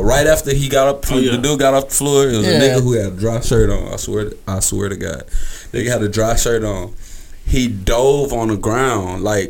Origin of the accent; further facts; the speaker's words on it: Houston, Texas, United States; people in Houston don't think I'm from Houston.